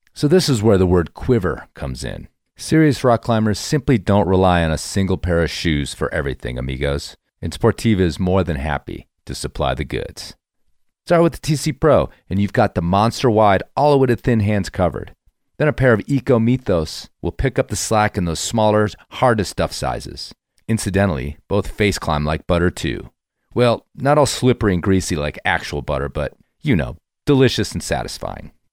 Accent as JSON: {"language": "English", "region": "Midwest", "country": "United States", "tie": "born or raised there", "also_born_or_lived": "Colorado", "moved": "yes", "said": "I grew up in the Midwest as well"}